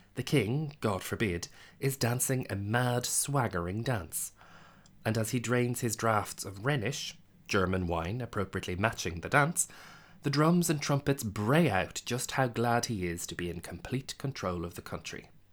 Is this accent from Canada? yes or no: no; Ireland; Speaking as an Irish person